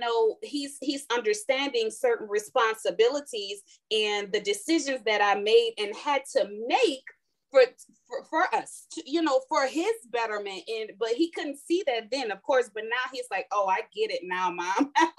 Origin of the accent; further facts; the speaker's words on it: New Orleans, Louisiana, United States; also born or lived in California / Houston; because we're from New Orleans, we went from New Orleans to California and California to Houston